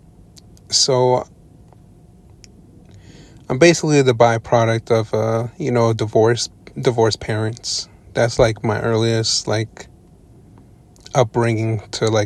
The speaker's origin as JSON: {"language": "English", "area": "Long Island", "region": "New York", "country": "United States", "tie": "born or raised there", "said": "I was born and raised in New York, specifically Long Island, New York"}